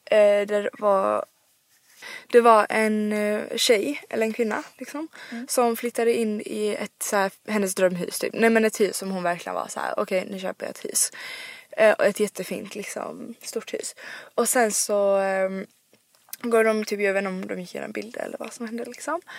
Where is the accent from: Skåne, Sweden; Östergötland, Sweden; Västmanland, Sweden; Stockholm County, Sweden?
Skåne, Sweden; Rydebäck; born or raised there; moved away